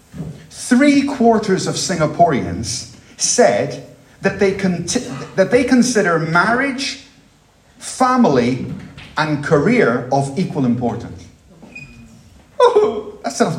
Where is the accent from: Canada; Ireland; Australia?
Ireland; Dublin, Leinster; moved away; I grew up in Ireland. The Dublin that I knew as a child